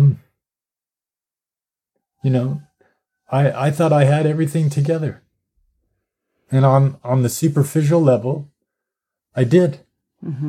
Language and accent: English; United States; growing up as an American